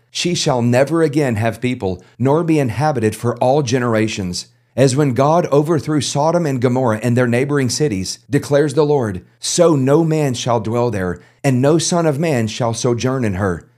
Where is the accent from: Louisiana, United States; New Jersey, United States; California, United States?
Louisiana, United States; South; I'm a Cajun. I'm from South Louisiana